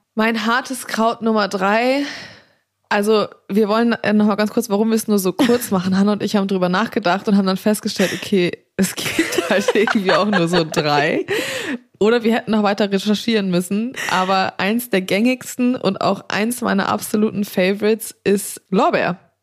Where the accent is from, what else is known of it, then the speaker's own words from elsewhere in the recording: Black Forest, Baden-Württemberg, Germany; moved away; Und ich bin ja gebürtig aus dem Schwarzwald